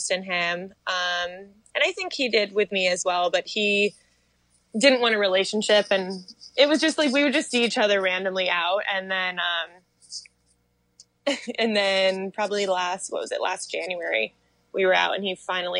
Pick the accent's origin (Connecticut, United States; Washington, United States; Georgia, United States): Connecticut, United States; now in New York City, United States; We're both from Connecticut, so we love it there